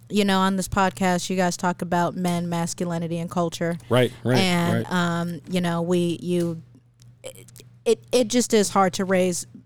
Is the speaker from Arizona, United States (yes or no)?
yes; Phoenix, Arizona, United States; born or raised there